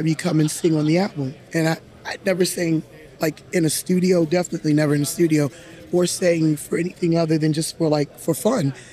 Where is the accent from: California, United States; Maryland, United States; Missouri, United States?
Maryland, United States; Gaithersburg; I'm from, born and raised, I'm a homegirl from Durwood, Gaithersburg